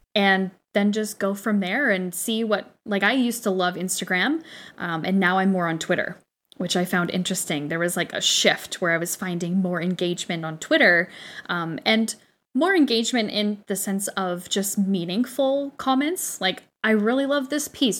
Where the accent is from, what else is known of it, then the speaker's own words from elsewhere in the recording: Canada; we know our Canadian